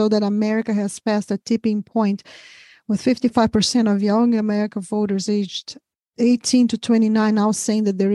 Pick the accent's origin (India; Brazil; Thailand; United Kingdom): Brazil; now in United States; I'm from Brazil originally